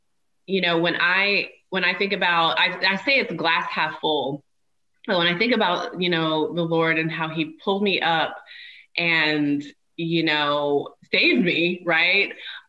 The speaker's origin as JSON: {"language": "English", "region": "Washington", "country": "United States", "tie": "born or raised there", "also_born_or_lived": "Germany", "said": "I was born in Germany. My dad was stationed in Germany, so ended up being born there overseas. And then spent most of my childhood actually not far from an army base in Washington State."}